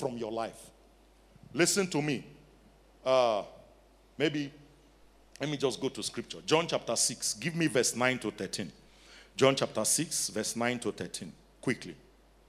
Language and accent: English; Nigeria; now in South Africa; I'm Nigerian